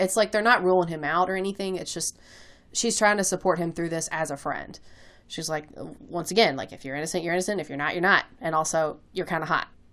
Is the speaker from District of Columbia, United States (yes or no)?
no; Kentucky, United States; accent: Kentucky, a little bit of country; that's the Kentucky leaking out into my accent